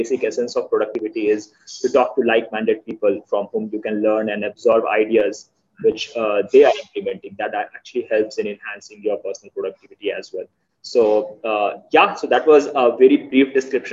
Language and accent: English; India; I'm from India.